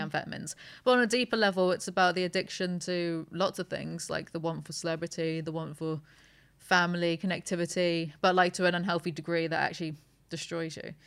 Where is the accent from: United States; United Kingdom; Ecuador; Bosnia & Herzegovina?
United Kingdom; I'm too British